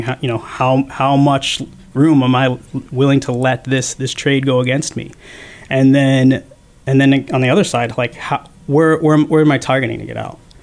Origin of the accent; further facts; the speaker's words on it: Rumson, New Jersey, United States; I grew up in a small town on the northern Jersey Shore, or Rumson, in uh, Monmouth County